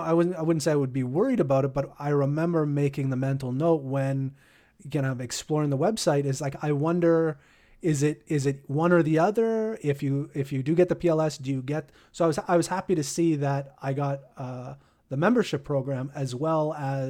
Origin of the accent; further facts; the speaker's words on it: Canada; I'd like to go over the countries that are restricted, because you know, being a Canadian.